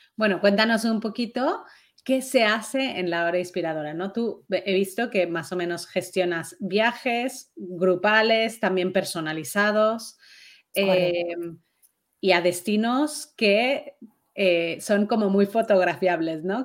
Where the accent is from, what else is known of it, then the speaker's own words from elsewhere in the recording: Mexico; yo soy mexicana